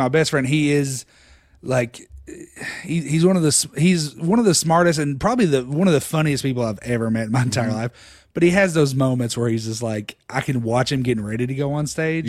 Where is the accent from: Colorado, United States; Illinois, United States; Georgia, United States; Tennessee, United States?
Tennessee, United States; Harriman; moved away; also born or lived in Knoxville, Tennessee / Austin; I grew up in Harriman, Tennessee, about 45 minutes outside of Knoxville.